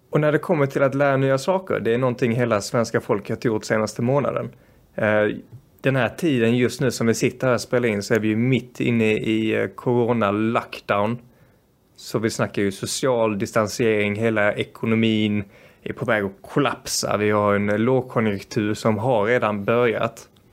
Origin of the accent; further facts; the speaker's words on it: Sweden; also born or lived in Brazil; Som svensk